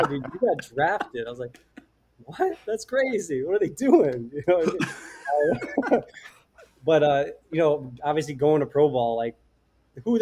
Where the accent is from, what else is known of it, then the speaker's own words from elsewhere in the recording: Simsbury, Connecticut, United States; also born or lived in Vermont; I'm a kid from Connecticut, went to University of Vermont